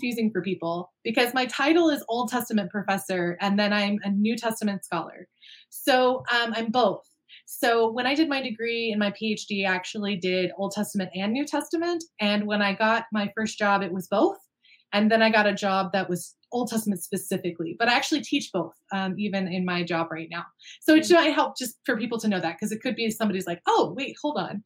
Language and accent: English; Austin, Texas, United States; moved away as an adult; also born or lived in Vancouver, Canada; now in Canada; I'm actually originally American, grew up in Austin, Texas